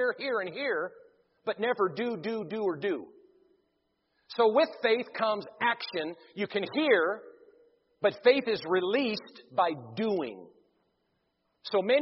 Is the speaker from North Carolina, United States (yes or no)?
no; Devils Lake, North Dakota, United States; I was born in Devil's Lake, North Dakota